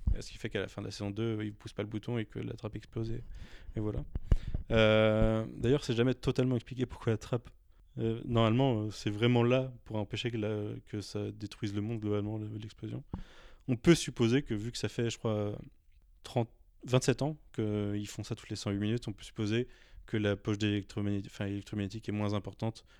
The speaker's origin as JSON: {"language": "French", "country": "France", "said": "on est français"}